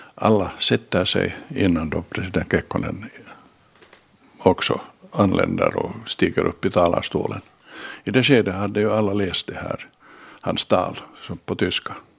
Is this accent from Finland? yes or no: yes; Finland; vi var från Finland